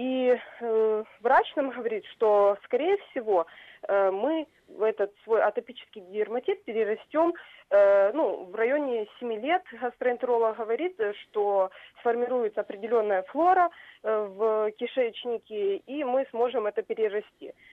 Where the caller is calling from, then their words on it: Simferopol, Crimea, Ukraine; я дозвонилась из Крыма, город Симферополь.